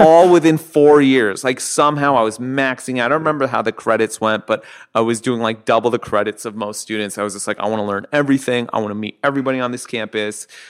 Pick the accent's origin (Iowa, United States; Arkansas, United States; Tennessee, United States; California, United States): California, United States; Southern; growing up in Southern California